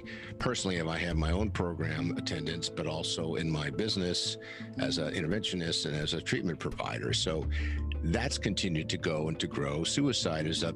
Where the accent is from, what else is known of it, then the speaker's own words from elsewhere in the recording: San Diego, California, United States; I grew up here in San Diego